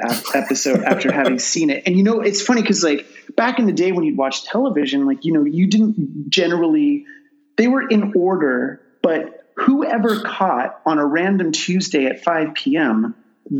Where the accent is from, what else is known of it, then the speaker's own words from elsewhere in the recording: Los Angeles, California, United States; I'm an East Sider. I grew up in East LA. I'm Latino.